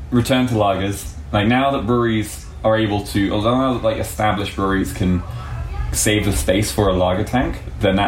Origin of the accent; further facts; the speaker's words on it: England, United Kingdom; being an Englishman